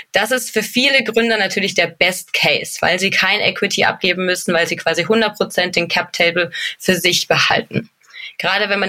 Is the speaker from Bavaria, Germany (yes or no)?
yes; Munich, Bavaria, Germany; Ich komme aus München, also gebürtiges bayerisches Kindle, sage ich gern dazu